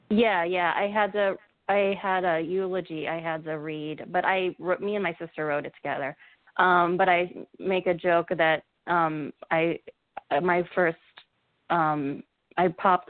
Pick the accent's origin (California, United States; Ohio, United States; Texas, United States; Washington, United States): Ohio, United States; Cincinnati; also born or lived in Savannah; now in New York, United States; I'm from Ohio. I'm from Cincinnati